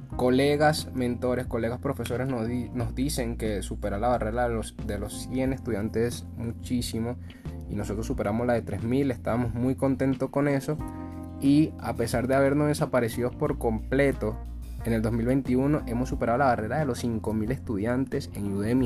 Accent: Venezuela; nosotros somos de Venezuela

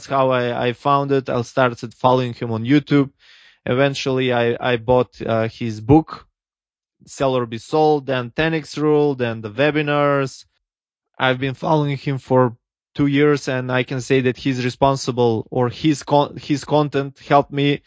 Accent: North Macedonia; also born or lived in California; I'm from Eastern Europe, everybody here believes that you cannot succeed if you're in Macedonia

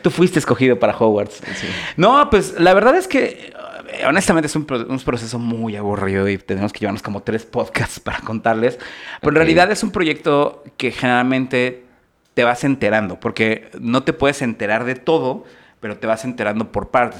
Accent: Mexico City, Mexico; como chilango

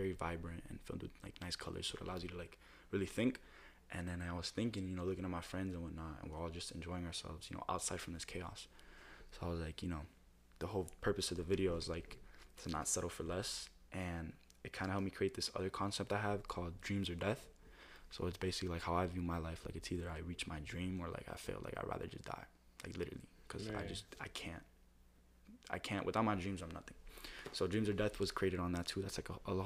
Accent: Miami, Florida, United States; I think I'm from Miami

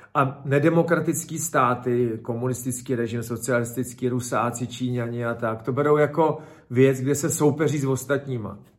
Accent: Czechia

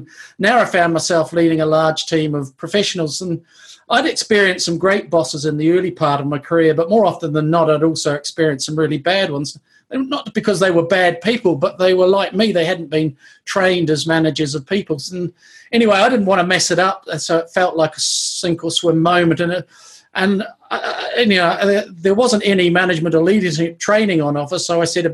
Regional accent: New Zealand; moved away as an adult; now in Bath, United Kingdom; But I grew up in New Zealand, was born and grew up in New Zealand

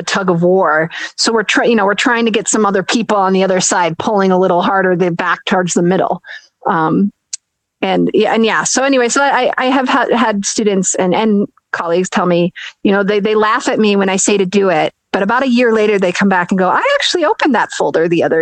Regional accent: Minnesota, United States; I grew up in Minnesota

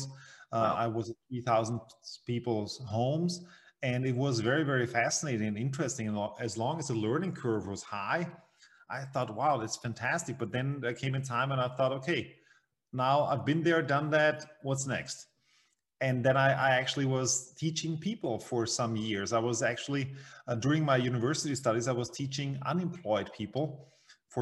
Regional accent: Vienna, Austria; I'm from Vienna, Austria, in the center, the heart of Europe. And well, I grew up here as well.

